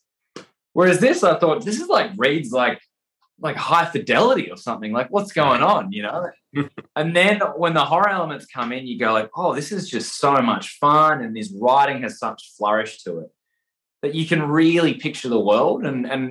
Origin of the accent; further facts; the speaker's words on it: Perth, Western Australia, Australia; moved away as an adult; now in Sydney, Australia; I live in Sydney, Australia. I'm from Perth in Western Australia